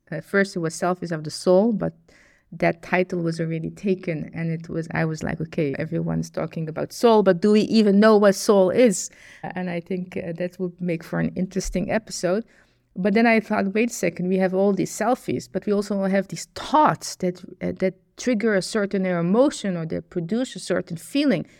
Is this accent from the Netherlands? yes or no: yes; Netherlands; I was born in the Netherlands